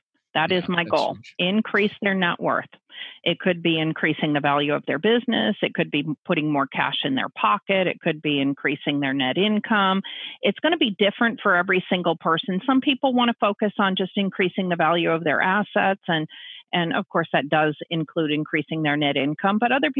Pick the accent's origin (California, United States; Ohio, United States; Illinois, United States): California, United States; San Francisco; And I grew up in that in San Francisco.